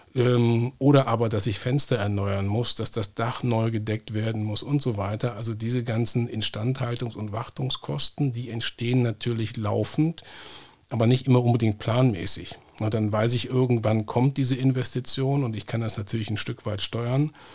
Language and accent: German; North Rhine-Westphalia, Germany; hier in meiner Heimatregion Nordrhein-Westfalen